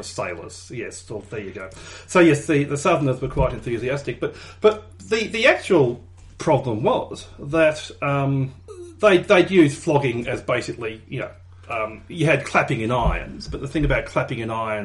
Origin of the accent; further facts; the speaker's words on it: Australia; we're Australian